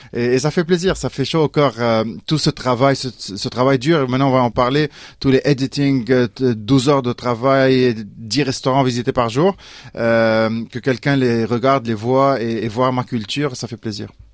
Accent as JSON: {"language": "French", "town": "Beirut", "country": "Lebanon", "tie": "born or raised there", "said": "j'ai grandi euh, dans la montagne libanaise, euh, dans le Grand Beyrouth, près de Beyrouth"}